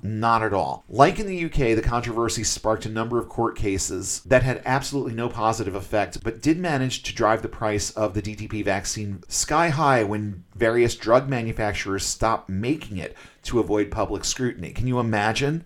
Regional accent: Massachusetts, United States; I'm from Massachusetts

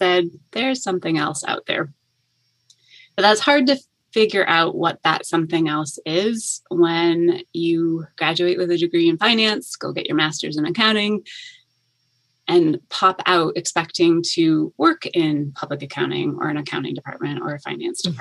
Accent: Finger Lakes region of New York State, United States; moved away as an adult; also born or lived in Boston; now in Toronto, Canada; I am American. I grew up in the Finger Lakes region of New York State

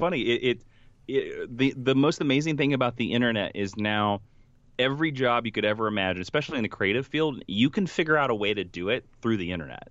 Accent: Stark, Kansas, United States; moved away; the actual town that, you know, I'm from, which is Stark, Kansas, has a population of seventy-three people

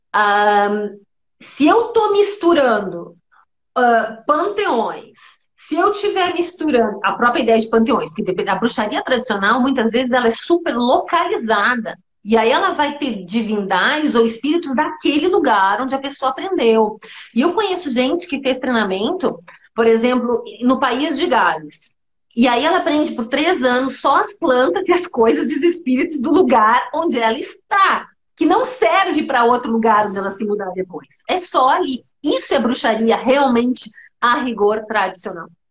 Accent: Santo Ângelo, Rio Grande do Sul, Brazil; eu cresci boa parte da minha infância em Santo Ângelo, que é nas missões jesuíticas no interior do estado, no Pampa Gaúcho

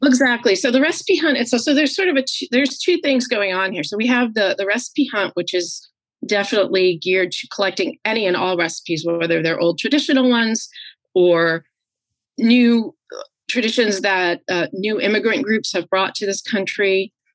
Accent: New York, United States; also born or lived in Geneva, New York; I grew up right outside New York City, about an hour north of the city.

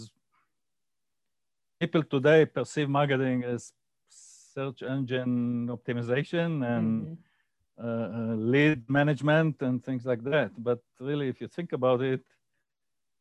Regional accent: Israel; I grew up in Israel, went to school in Israel

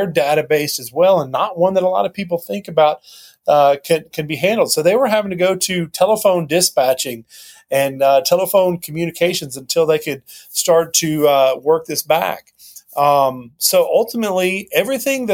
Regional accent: near Knoxville, Tennessee, United States; born or raised there

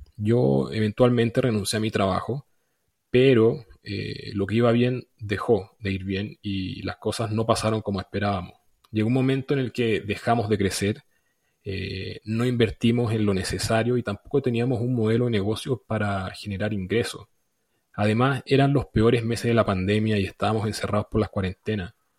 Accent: Chile; soy chileno

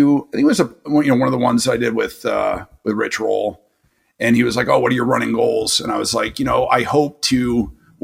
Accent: New York, United States; moved away; as a New Yorker

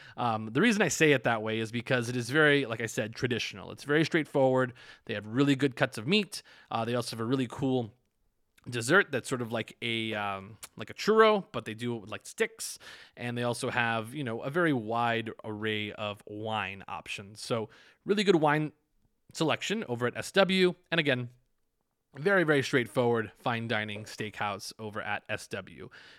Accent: West Coast, United States; I think maybe because I'm from the West Coast.

